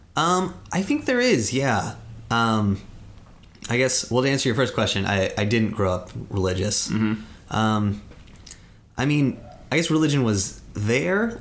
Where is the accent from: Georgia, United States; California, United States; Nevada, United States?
California, United States; Santa Cruz Mountains; moved away as an adult; now in Los Angeles, United States; I'm from the Santa Cruz Mountains